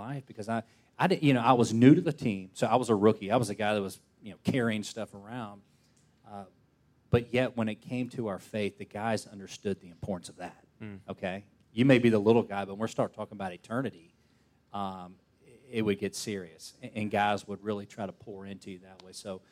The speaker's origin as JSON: {"language": "English", "town": "Snellville", "region": "Georgia", "country": "United States", "tie": "born or raised there", "said": "I grew up in Snellville where it was still very much family-oriented"}